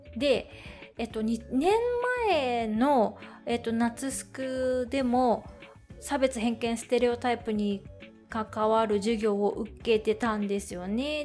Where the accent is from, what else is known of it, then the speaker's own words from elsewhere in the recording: Tokyo, Japan; 東京出身